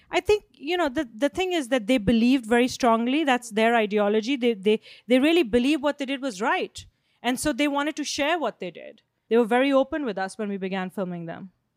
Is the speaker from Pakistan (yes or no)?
yes; Pakistan; I come from Pakistan